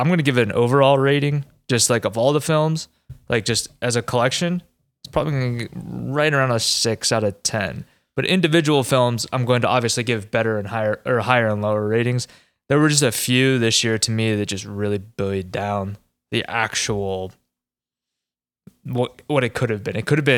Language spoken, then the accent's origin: English; Pennsylvania, United States; moved away; growing up in Pennsylvania